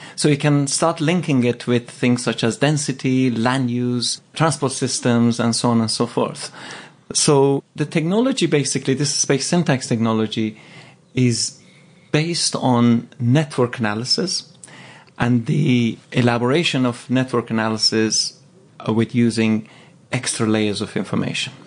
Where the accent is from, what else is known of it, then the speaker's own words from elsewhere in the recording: Tehran, Tehran Province, Iran; now in London, United Kingdom; I grew up in Tehran